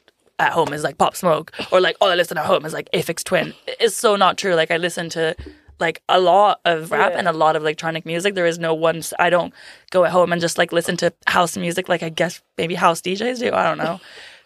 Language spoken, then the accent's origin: English; Italy; also born or lived in Berkeley, California, United States; now in London, United Kingdom; I was raised in Italy by Italian parents.